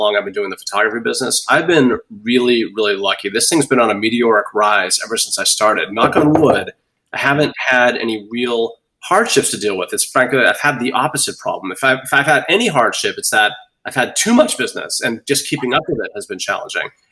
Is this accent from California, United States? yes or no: no; Boston, Massachusetts, United States; now in Bonita Springs, United States; I'm from Boston